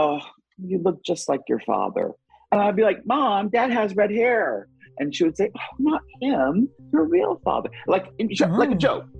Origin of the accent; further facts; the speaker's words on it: Indianapolis, Indiana, United States; moved away; also born or lived in New York; I'm 55 and I am from Indianapolis.